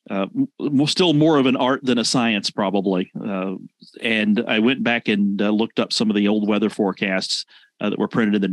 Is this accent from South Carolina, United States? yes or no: yes; Rock Hill, South Carolina, United States; I grew up in Rock Hill, late 70s and the 80s.